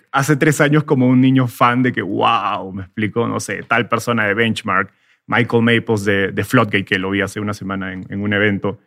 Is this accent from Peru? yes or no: yes; Peru; moved away as an adult; also born or lived in Mexico / Silicon Valley; soy peruano, vivía en Perú hasta hace tres años